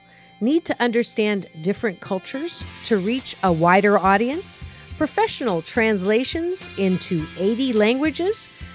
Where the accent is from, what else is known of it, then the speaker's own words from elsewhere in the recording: Canada; born there; Yes, I was born in Canada